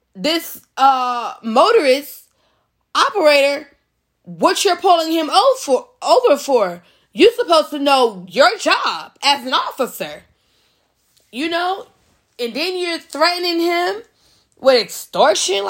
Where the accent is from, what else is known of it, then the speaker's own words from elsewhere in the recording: United States; us as Americans, as an American citizen